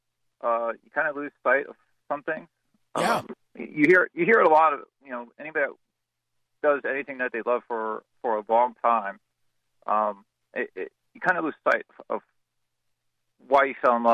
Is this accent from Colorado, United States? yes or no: no; outside of New York City, United States; I grew up in outside of New York City